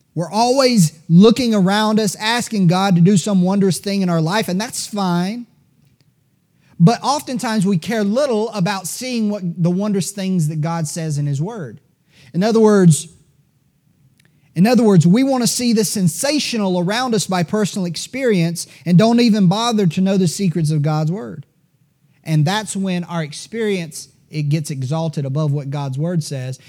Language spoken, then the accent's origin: English; Greenville, South Carolina, United States; born and raised in Greenville, South Carolina, like I was